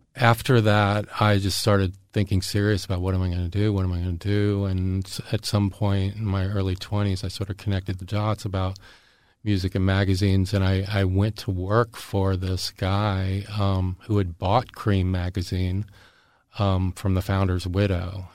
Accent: Jacksonville, Florida, United States; also born or lived in Erie, Pennsylvania; I grew up in Jacksonville, Florida. And, uh, my, I'd, I was actually born in, in Erie, Pennsylvania, and my family moved down to Florida when I was two. So Jacksonville's my hometown

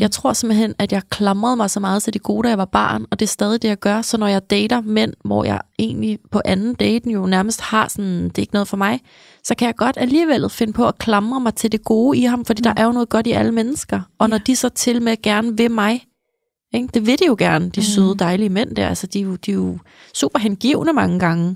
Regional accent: outside Copenhagen, Capital Region of Denmark, Denmark; mit barndomshjem. Det ligger sådan altså en halv time her ude for byen øh, i ja. København

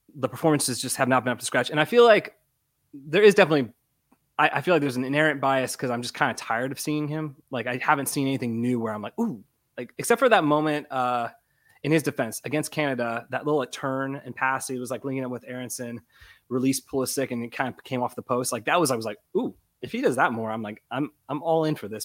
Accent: Florida, United States; I was born and raised in Florida

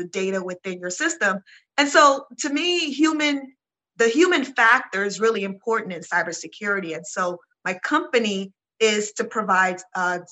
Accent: Nigeria; I'm Nigerian

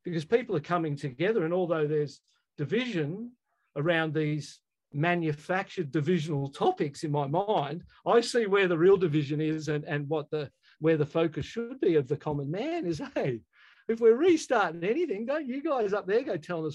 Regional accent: Australia; I as an Australian growing up in our country

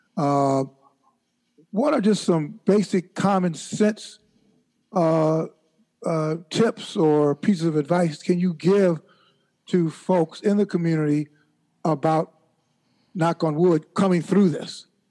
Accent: Chicago, Illinois, United States; When I was a kid growing up in Chicago in the 50s

